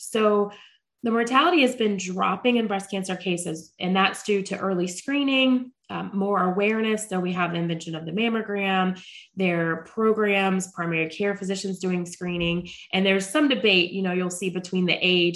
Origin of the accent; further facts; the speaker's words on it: Charlotte, North Carolina, United States; I am born and raised in Charlotte, North Carolina